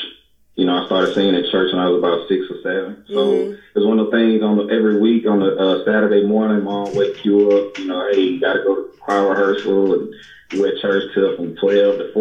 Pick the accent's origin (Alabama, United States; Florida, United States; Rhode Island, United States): Alabama, United States; Phenix City; also born or lived in New York / California / Boise, Idaho; I'm from Phoenix City, Alabama, small town.